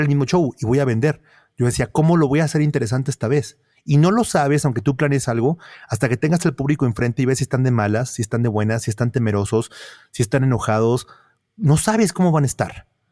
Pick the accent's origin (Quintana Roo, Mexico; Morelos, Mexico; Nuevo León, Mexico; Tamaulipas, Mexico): Nuevo León, Mexico; Monterrey; siendo regio, eh, yo, yo crecí entrando a casas viendo zoológicos